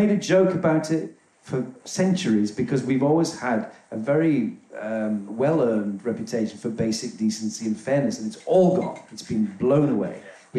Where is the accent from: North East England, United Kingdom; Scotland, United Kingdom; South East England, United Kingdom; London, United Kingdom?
North East England, United Kingdom; I'm from near Darlington.